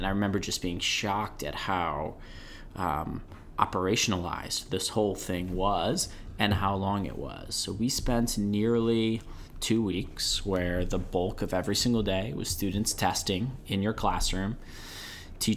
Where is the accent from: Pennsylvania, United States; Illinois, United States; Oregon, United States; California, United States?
Illinois, United States; moved away as an adult; also born or lived in Rockledge, Florida; As a kid growing up in Illinois